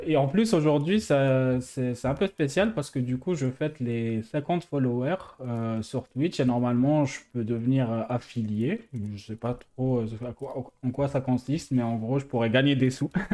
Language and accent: French; Algiers, Algiers Province, Algeria; now in France; j'ai grandi en Algérie, ensuite, je suis venu en France